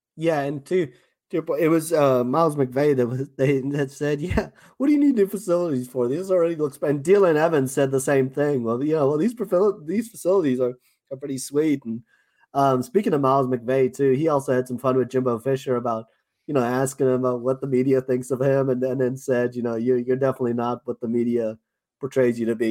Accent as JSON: {"language": "English", "town": "Johannesburg", "region": "Gauteng", "country": "South Africa", "accent": "South African", "moved": "yes", "said": "my South African accent"}